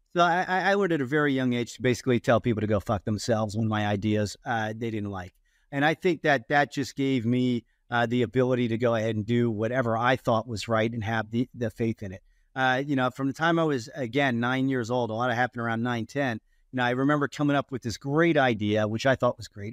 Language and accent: English; Ohio, United States; growing up in Ohio